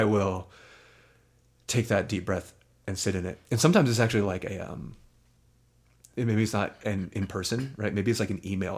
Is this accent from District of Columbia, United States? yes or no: no; around New York City, United States; for me, growing up around New York City